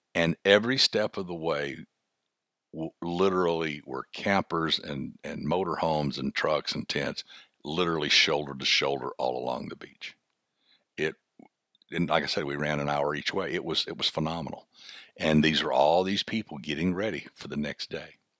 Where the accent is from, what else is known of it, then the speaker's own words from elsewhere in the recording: Huntsville, Alabama, United States; I was born and raised in Huntsville, Alabama